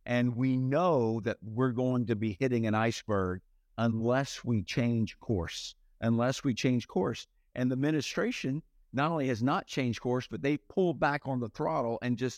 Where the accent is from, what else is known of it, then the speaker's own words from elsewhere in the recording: Fernandina Beach, Florida, United States; So I'm from the Jacksonville area, a little tiny town called Fernandina Beach.